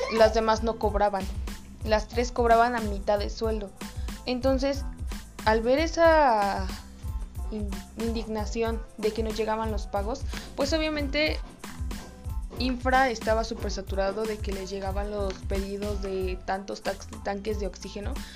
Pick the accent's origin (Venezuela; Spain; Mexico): Mexico